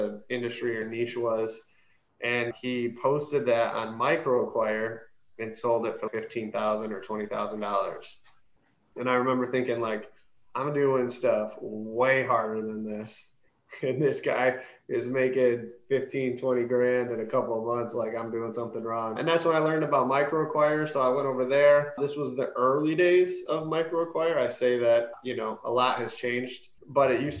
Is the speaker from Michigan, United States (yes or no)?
yes; Michigan, United States; moved away as an adult; now in Dallas, United States; I live here in Dallas. I'm from Michigan originally.